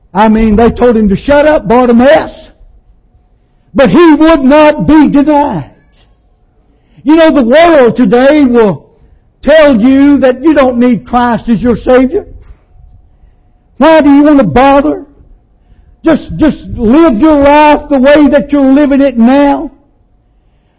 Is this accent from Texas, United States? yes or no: yes; East Texas, United States; a 17-year-old boy growing up in East Texas